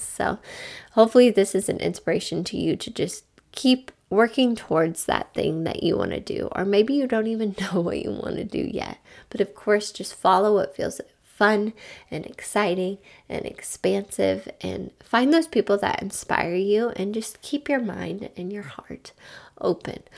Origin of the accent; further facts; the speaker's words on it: Midwest, United States; We're from the Midwest